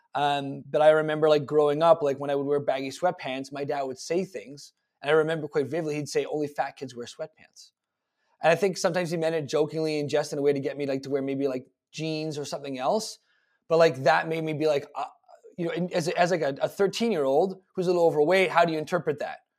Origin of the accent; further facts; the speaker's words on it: Toronto, Ontario, Canada; I was born February eighth, nineteen eighty-six in Toronto in a hospital that no longer exists